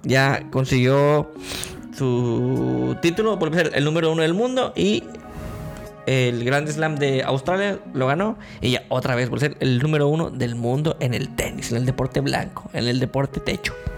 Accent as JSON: {"language": "Spanish", "country": "Mexico", "said": "Yo soy el más mexicano de este grupo de personas."}